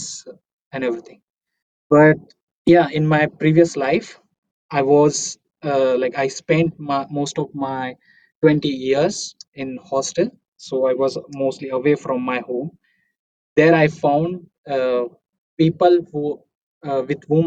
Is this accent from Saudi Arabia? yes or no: no; Amalner, Maharashtra, India; moved away as an adult; also born or lived in Pune, India; now in Munich, Germany; I'm coming from a small village called Amalner. It's in Maharashtra, Jalgaon is the district.